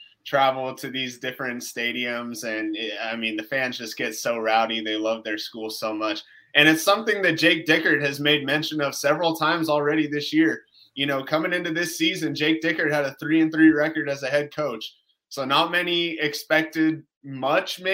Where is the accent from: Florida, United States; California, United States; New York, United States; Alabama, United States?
California, United States; Southern; growing up in Southern California